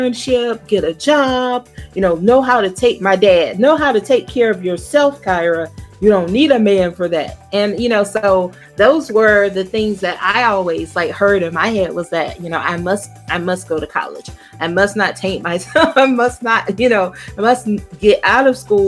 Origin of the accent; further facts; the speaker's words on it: South Georgia, United States; I'm from the deep South. I'm from South Georgia. Like, you could do this and you miss my whole town